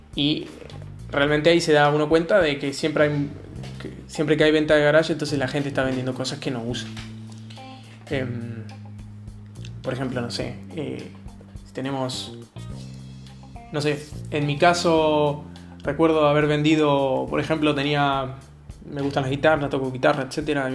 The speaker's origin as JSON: {"language": "Spanish", "country": "Argentina", "said": "soy argentino"}